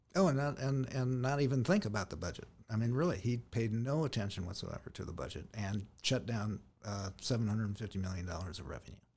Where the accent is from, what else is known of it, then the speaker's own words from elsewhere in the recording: San Diego, California, United States; moved away as an adult; also born or lived in Houston, Texas / Escanaba, Michigan; born in San Diego, uh, raised in San Diego